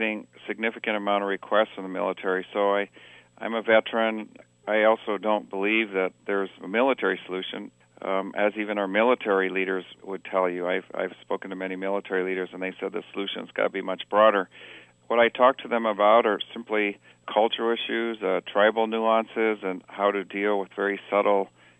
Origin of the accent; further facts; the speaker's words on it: Kilimanjaro, Tanzania; I grew up in Africa on the slopes of Mount Kilimanjaro, who some of your audience might have gagged and puked their way to the summit like I did when I was 11.